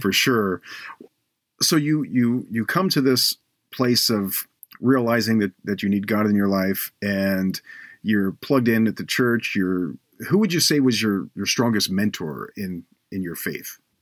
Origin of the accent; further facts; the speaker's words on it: Baltimore, Maryland, United States; moved away; also born or lived in Cleveland; I, I grew up in Baltimore